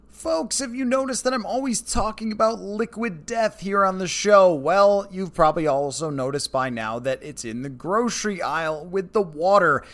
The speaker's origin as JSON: {"language": "English", "town": "Buffalo", "region": "New York", "country": "United States", "tie": "born or raised there", "moved": "yes", "said": "I grew up in Buffalo."}